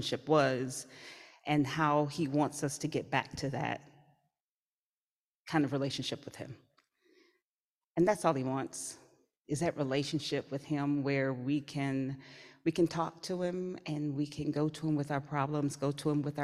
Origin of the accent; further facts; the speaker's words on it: the South, United States; I was raised in the South